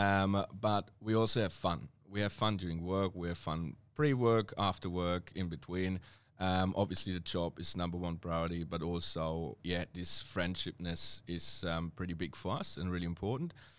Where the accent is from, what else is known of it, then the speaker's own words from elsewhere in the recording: Germany; accent: serious German; English is a second language; moved away as an adult; now in Melbourne, Australia; my accent is quite, um, uh, serious German